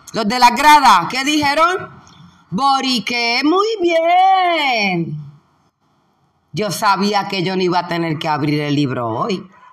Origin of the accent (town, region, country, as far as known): Puerto Rico